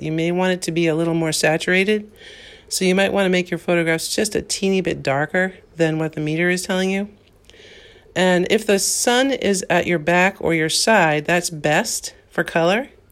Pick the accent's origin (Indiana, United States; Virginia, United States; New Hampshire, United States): New Hampshire, United States; I'm from New Hampshire, again, I, I just wanted to reiterate I'm from New Hampshire